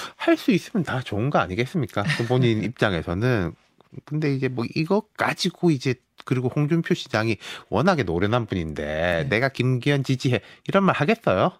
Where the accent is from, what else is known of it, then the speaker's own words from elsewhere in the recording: Busan, South Korea; moved away; 저도 고향 갔다 왔거든요